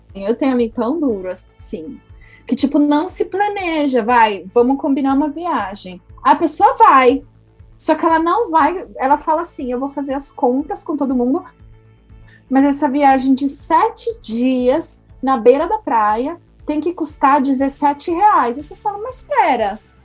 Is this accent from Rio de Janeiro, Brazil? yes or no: no; São Paulo, Brazil; Eu sou paulistana, eu não vivo na praia